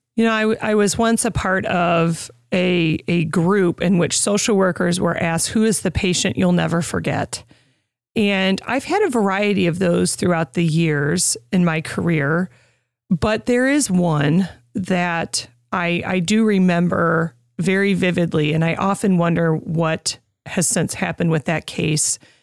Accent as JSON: {"language": "English", "town": "Oswego", "country": "United States", "tie": "born or raised there", "moved": "yes", "said": "Back in Oswego, in my hometown"}